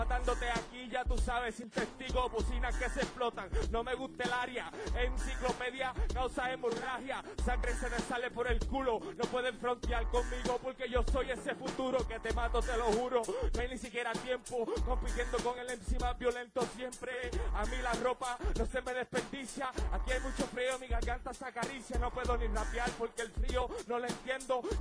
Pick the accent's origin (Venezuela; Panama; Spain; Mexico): Venezuela; Ganaste en mi país, tú ganaste en Venezuela.